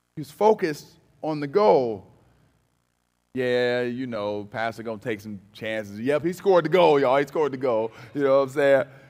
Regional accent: Cleveland, Ohio, United States; I'm from Cleveland

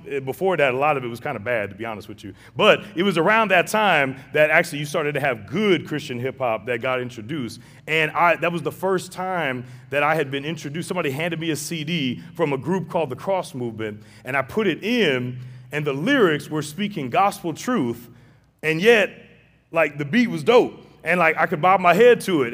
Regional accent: St. Louis, Missouri, United States; I grew up in Saint Louis, very racially divided city

